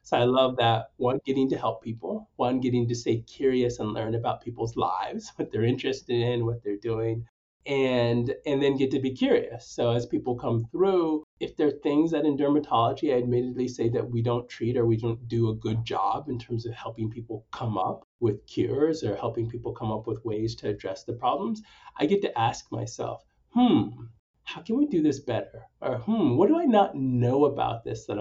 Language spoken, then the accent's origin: English; Stockton, California, United States; also born or lived in Nanyuki, Kenya / Sacramento / Bakersfield; I was raised in the Central Valley, spent most of my time growing up in Stockton, but have also lived in Bakersfield